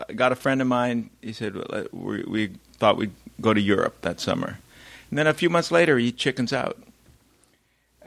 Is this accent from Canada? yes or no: yes; Canada